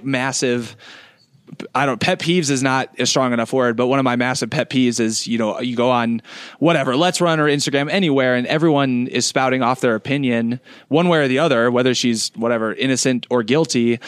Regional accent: Iowa, United States; I grew up in Iowa as well.

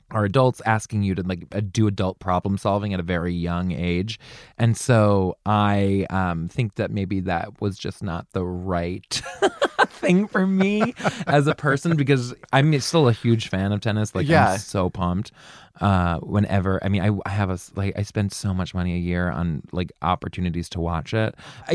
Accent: just north of Baltimore, Maryland, United States; I grew up just north of Baltimore.

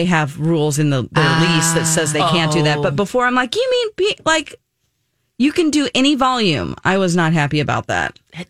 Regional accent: Southern California, United States; moved away; we're from Southern California originally, so all my cousins live out there, aunts and uncles.

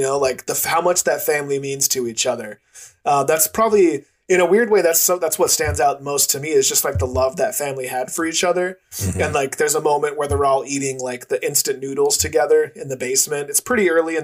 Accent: United States; as an American, it's different living in America

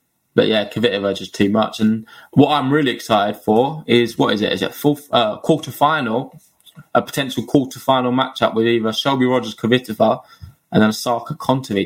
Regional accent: Essex, East of England, United Kingdom; I'm from Essex

